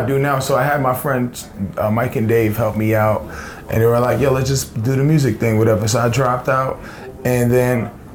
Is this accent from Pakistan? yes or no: no; Libya; now in United States; I was born in Libya